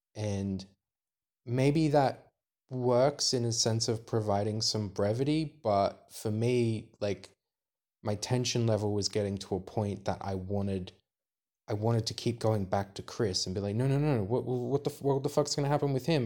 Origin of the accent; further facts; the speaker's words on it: Australia; we're Australian